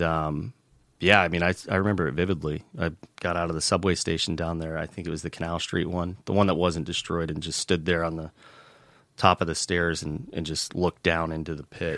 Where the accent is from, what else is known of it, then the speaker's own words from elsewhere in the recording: Tampa, Florida, United States; moved away as an adult; also born or lived in New York; now in Salt Lake City, United States; I grew up in Tampa, Florida originally, um, left for the Marine Corps right out of high school